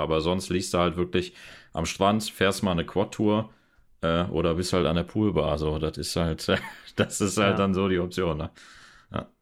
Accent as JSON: {"language": "German", "country": "Germany", "said": "bei uns zu Hause in Deutschland"}